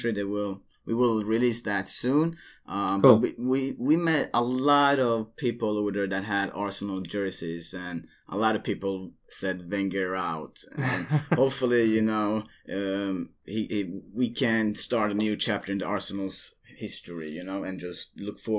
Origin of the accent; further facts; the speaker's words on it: Sweden; I'm born and raised in Sweden